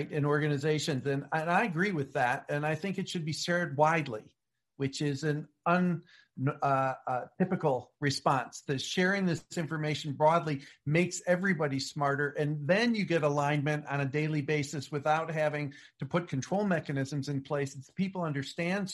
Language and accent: English; United States; I'm an American